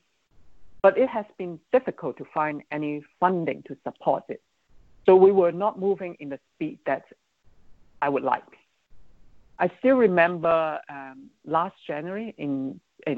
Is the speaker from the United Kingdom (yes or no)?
no; Hong Kong; moved away; my hometown, Hong Kong